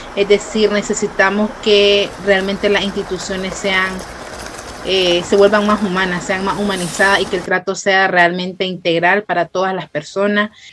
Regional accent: Nicaragua; now in Costa Rica

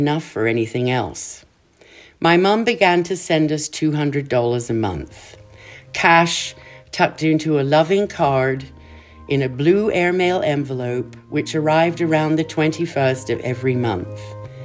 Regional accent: Kenya; moved away; growing up in Kenya was like growing up in paradise

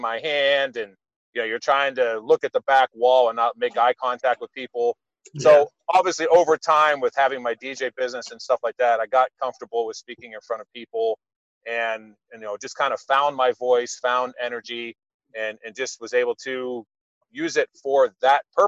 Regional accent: New Castle, Pennsylvania, United States; I grew up in Newcastle, PA, so not far from Youngstown, Ohio

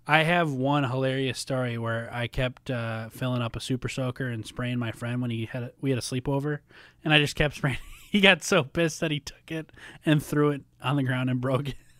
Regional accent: Minnesota, United States; also born or lived in Tennessee; now in Chicago, United States; growing up in Minnesota

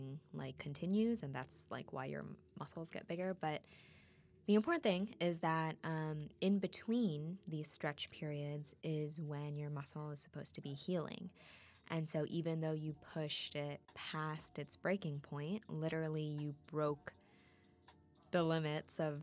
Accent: Wisconsin, United States; accent: Wisco; my Wisco accent

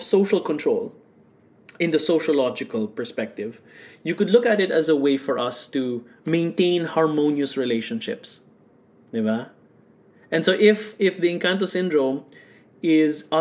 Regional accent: Bacolod, Western Visayas, Philippines; I was born in Bacolod City

